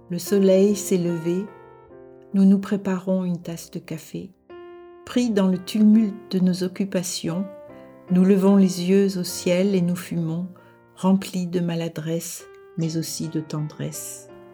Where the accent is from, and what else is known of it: France; moved away as an adult; now in Denmark